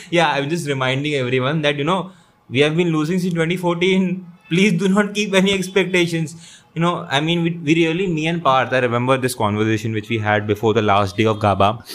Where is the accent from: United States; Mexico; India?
India; as an Indian cricket fan